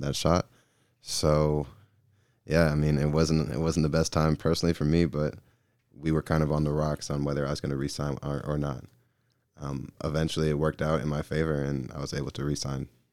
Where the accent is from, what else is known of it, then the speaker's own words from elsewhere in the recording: Gwinnett County, Georgia, United States; moved away; I'm from Gwinnett County, Georgia